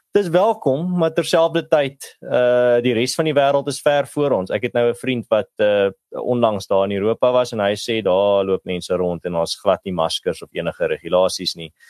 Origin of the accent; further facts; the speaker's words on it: Malmesbury, Western Cape, South Africa; in die dorpie waar ek groot geword het in Mamesbury